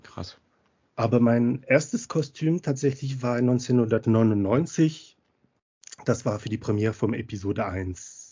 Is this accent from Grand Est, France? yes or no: no; Montpellier, Occitania, France; German is a second language; moved away as an adult; now in Munich, Germany; weil ich äh, aus Frankreich komme, aus Montpellier ursprünglich, aber schon länger in Deutschland, also über über 20 Jahre.